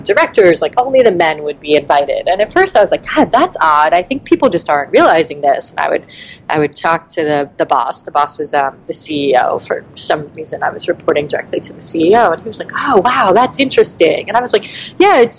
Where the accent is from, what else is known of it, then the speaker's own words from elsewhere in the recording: New York City, New York, United States; I'm from Brooklyn.